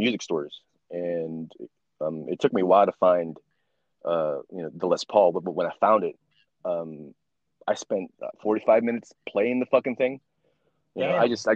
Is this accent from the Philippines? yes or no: yes; Philippines; I'm Filipino